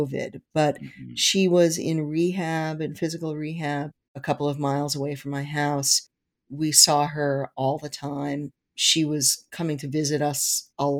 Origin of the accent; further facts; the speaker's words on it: New York City, New York, United States; moved away as an adult; now in Newtown, United States; I grew up in Forest Hills, New York, which is about 7 miles east of Manhattan